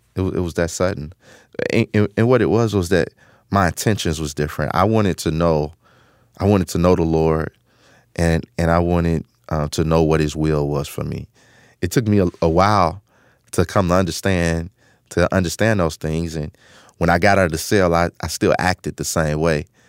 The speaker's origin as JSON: {"language": "English", "town": "Chicago", "region": "Illinois", "country": "United States", "tie": "born or raised there", "said": "I grew up in Chicago, um, on the South Side in a community called Woodlawn"}